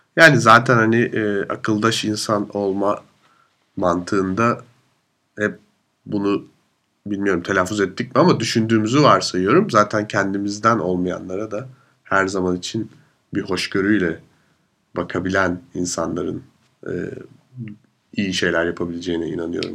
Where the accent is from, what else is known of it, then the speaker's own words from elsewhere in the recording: Turkey; now in Vienna, Austria; benim de Türk olduğumu